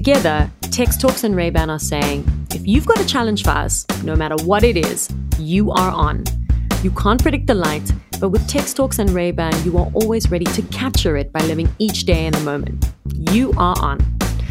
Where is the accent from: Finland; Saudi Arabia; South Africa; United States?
South Africa; I was born here and I feel more of a connection with South Africa than I do with anywhere else.